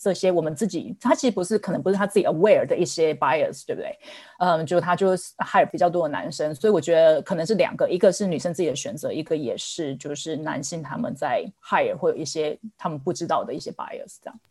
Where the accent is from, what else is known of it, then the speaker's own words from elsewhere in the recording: Taiwan; moved away as an adult; now in San Francisco Bay Area, United States; 大家应该听得出来我的口音，我来自台湾，然后我在美国大概有十多年的时间